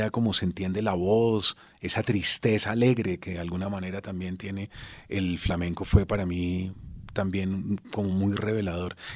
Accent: Bogotá, Colombia; moved away as an adult; yo salí de Bogotá con una beca para la Fundación Ortega y Gasset en Toledo

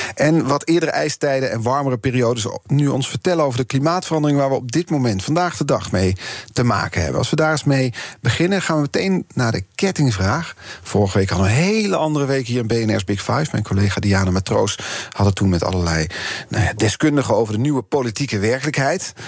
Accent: Eindhoven, North Brabant, Netherlands; ik kom er ook vandaan

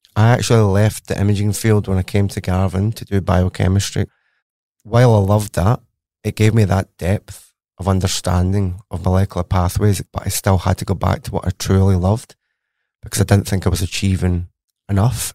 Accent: Glasgow, Scotland, United Kingdom; accent: Scottish; moved away as an adult; now in Australia; as you can tell from my accent, I am very Scottish. I went to university in Glasgow, Strathclyde University, for my undergraduate. Then I studied at the Pizza Institute, or C R U K, and that's in Glasgow University itself. So, born and bred, educated in Glasgow, and then moved to Australia for some sunshine.

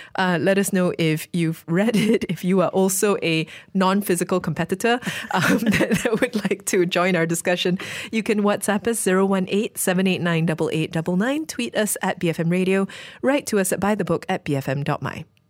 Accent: Malaysia

